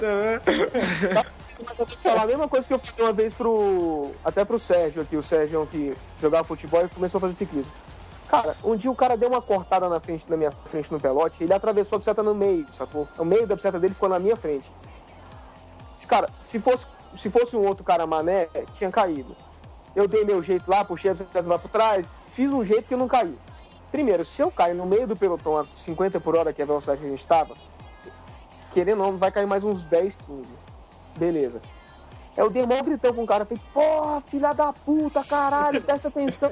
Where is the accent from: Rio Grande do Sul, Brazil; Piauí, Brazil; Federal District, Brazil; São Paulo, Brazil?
Federal District, Brazil; Brasília; a gente é de Brasília